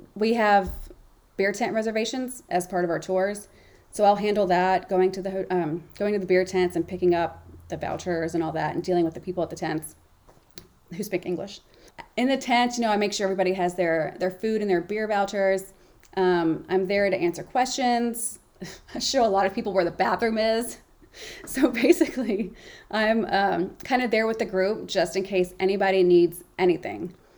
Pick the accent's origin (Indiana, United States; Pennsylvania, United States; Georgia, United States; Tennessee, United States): Tennessee, United States; Memphis; now in New England, United States; Memphis, my hometown